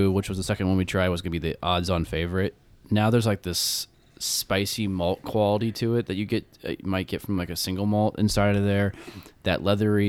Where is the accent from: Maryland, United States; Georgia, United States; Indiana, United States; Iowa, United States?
Iowa, United States; the farms I grew up on in Iowa